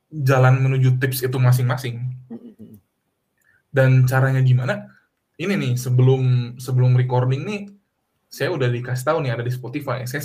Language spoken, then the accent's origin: Indonesian; West Java, Indonesia; now in Netherlands; Jadi kalau di Indonesia mah saya orang Sunda, saya bisa bahasa Indonesia, saya bisa bahasa Sunda gitu.